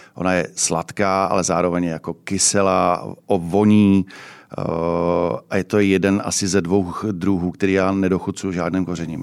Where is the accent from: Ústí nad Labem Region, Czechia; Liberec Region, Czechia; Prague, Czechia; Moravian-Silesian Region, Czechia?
Ústí nad Labem Region, Czechia; Ústí nad Labem; já jsem asi nejstarší ústečák